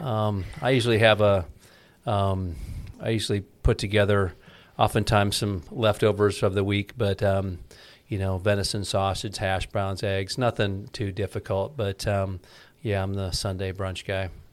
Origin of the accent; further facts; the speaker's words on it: Ames, Iowa, United States; now in Clive, United States; I was born in Ames, Iowa. And I'm a uh, born and raised Iowa kid.